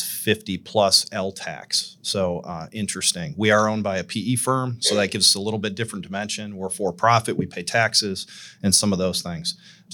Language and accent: English; Southern Michigan, United States; now in Nashville, United States; I grew up in Michigan, Southern Michigan, in a kind of a Rust Belt town